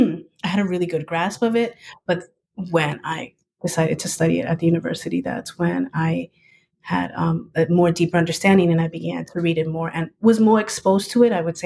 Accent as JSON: {"language": "English", "town": "New York City", "region": "New York", "country": "United States", "tie": "born or raised there", "first_language": "Spanish", "said": "So I was raised in Queens, New York, and I was raised by my Ecuadorian family. And since I'm first generation, they had a really hard time grasping the English language, so they refused to assimilate. And I had no choice but to learn Spanish"}